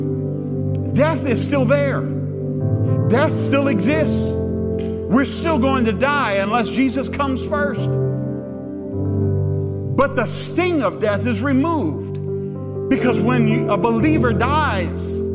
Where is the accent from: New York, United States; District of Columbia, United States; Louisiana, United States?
Louisiana, United States; I'm from Louisiana